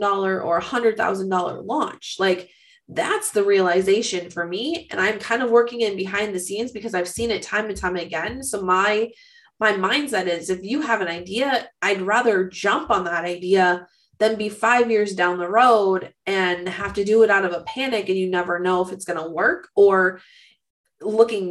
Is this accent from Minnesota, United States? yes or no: yes; Minnesota, United States; stereotyping me as a Minnesotan